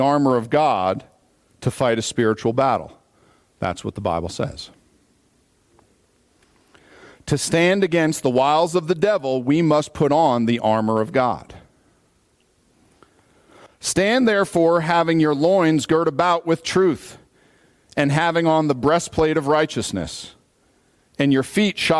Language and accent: English; United States; as an American